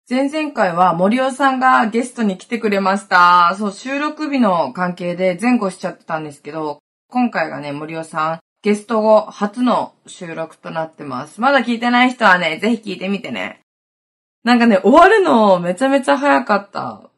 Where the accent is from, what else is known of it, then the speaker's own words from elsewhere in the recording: Hokkaido, Japan; accent: Hokkaido dialect; どさんこ、北海道弁丸出しで